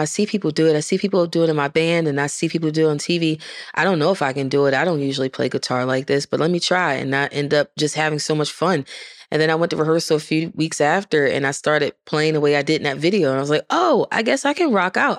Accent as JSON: {"language": "English", "town": "Baltimore", "region": "Maryland", "country": "United States", "moved": "as an adult", "lives_now": "Nashville, United States", "said": "I'm from Baltimore"}